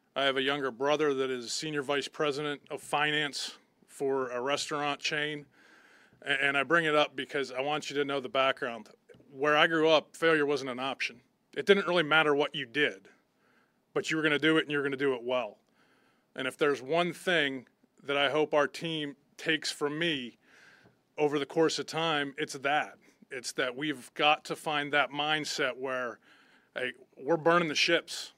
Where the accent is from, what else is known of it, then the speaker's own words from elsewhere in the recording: Butler, Pennsylvania, United States; moved away; I grew up in Butler, Pennsylvania, in a steel town